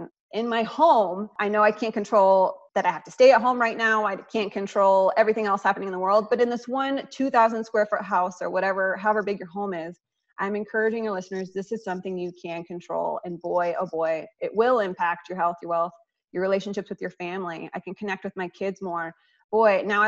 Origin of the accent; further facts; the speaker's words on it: Iowa, United States; moved away; my home state of Iowa